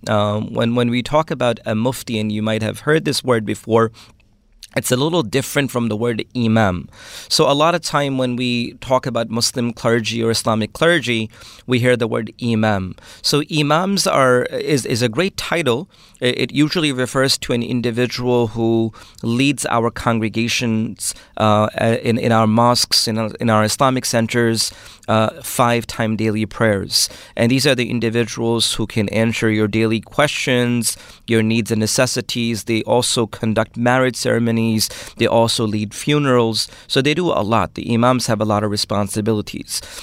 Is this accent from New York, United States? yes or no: yes; New York City, New York, United States; first language Urdu; English is a second language; also born or lived in Pakistan; I'm raised, uh, in Brooklyn, New York